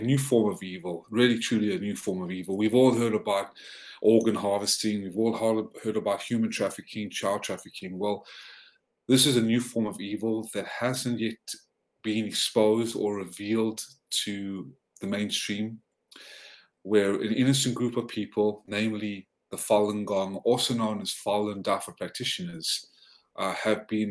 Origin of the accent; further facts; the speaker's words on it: South Africa; also born or lived in Georgia, United States; now in United States; they fled to South Africa. That was where I was born. And I immigrated to the States in 1995 to become the first American citizen in my family.